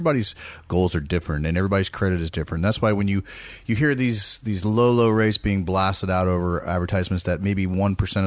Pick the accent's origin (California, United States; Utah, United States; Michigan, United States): California, United States; East Bay; moved away; I'm from the Bay Area, grew up in the East Bay